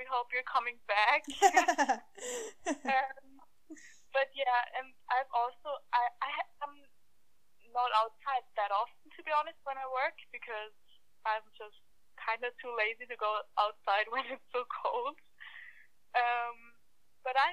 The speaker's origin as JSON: {"language": "English", "region": "Vienna", "country": "Austria", "first_language": "German", "second_language": "English", "moved": "as an adult", "lives_now": "Canada", "said": "the capital city, Vienna, where I'm from"}